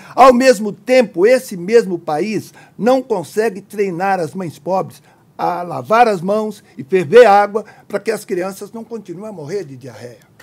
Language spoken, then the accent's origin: Portuguese; Minas Gerais, Brazil; eu sou de Minas Gerais, essa expressão é de lá